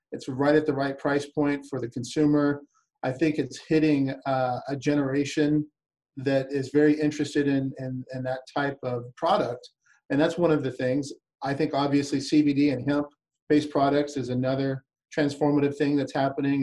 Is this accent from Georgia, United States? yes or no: no; Albuquerque, New Mexico, United States; moved away as an adult; also born or lived in South Florida / Lakeland, Florida; Albuquerque, New Mexico, which is my hometown where I'm from